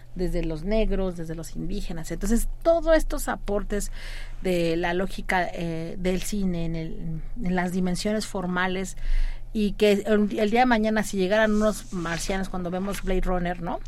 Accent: Mexico; como mexicanos y mexicanas

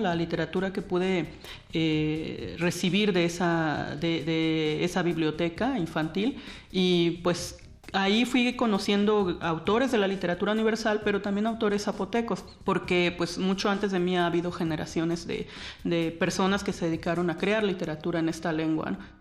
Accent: Juchitán, Oaxaca, Mexico; Yo nací en Juchitán, Oaxaca

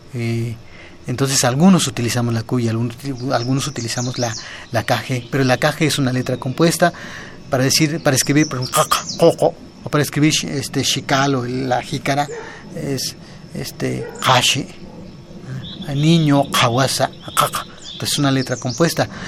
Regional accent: Ixtepec, Puebla, Mexico; en mi, comunidad, que es en el municipio de Ixtepec

